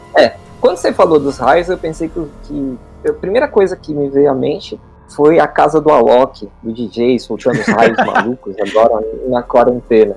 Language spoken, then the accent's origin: Portuguese; Brazil; a gente é do Brasil